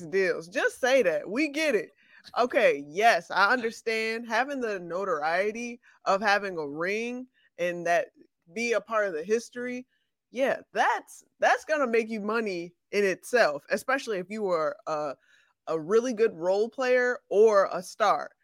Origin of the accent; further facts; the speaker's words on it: Chicago, Illinois, United States; I'm from Chicago